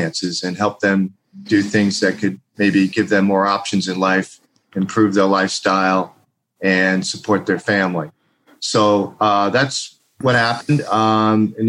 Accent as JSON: {"language": "English", "region": "East Coast", "country": "United States", "moved": "yes", "said": "I came from the East Coast"}